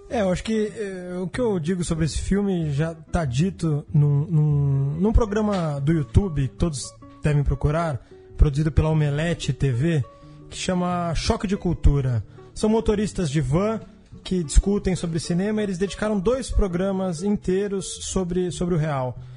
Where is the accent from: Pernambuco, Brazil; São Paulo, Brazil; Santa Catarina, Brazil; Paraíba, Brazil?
São Paulo, Brazil; como paulistano contemporâneo